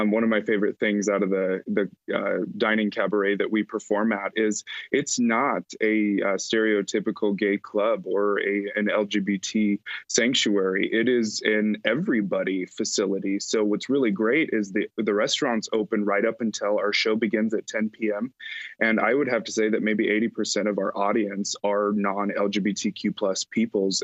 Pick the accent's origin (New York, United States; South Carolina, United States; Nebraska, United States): Nebraska, United States; Alliance; had organized and founded a nonprofit youth choir in my hometown of Alliance, Nebraska